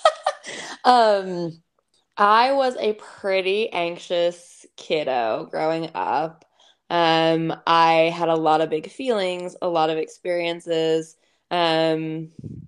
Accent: East Coast, United States; now in Salt Lake City, United States; I grew up on the East Coast and I live in Salt Lake City, Utah.

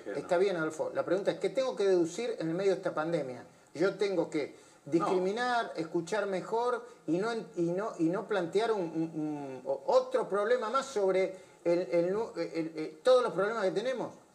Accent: Argentina; porque somos argentinos

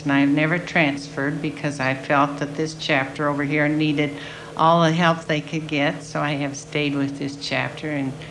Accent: Carbondale, Colorado, United States; also born or lived in Spokane, Washington; I was born in Washington, Spok- Spokane, Washington. And uh, then we moved back to Carbondale. And I went to school here.

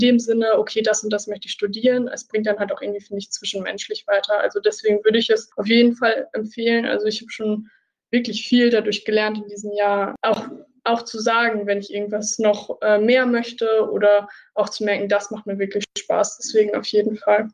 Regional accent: Münster, North Rhine-Westphalia, Germany; moved away as an adult; now in Jena, Germany; Also ich komme eigentlich so aus dem Raum Münster, im Norden von NRW

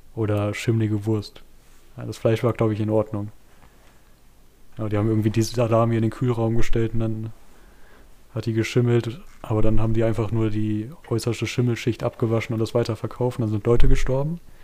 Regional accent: Waldeck, Hesse, Germany; ich habe einen Artikel von der Waldeckischen Landeszeitung, meine Heimat, meine Zeitung

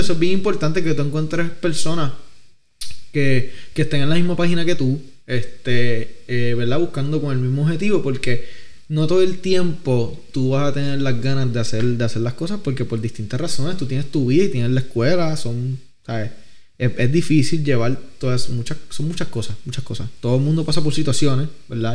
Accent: Vega Baja, Puerto Rico; soy de Vega Baja

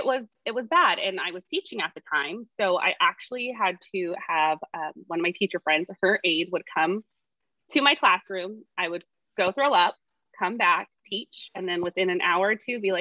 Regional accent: Tulare, California, United States; I'm from Tulare, which is 2 hours from where I live now

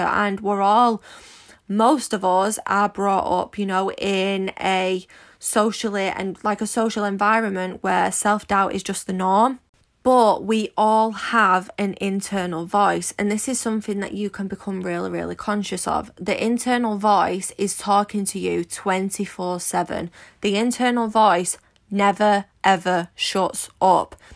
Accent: Manchester, North West England, United Kingdom; you might be able to tell from my accent, but I'm quite common. I'm from Manchester

